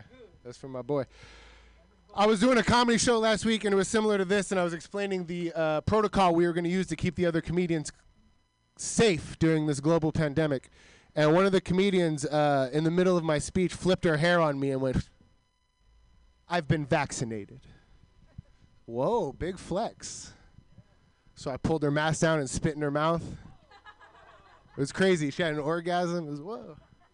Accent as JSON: {"language": "English", "town": "Milpitas", "region": "California", "country": "United States", "tie": "born or raised there", "said": "growing up in Milpitas"}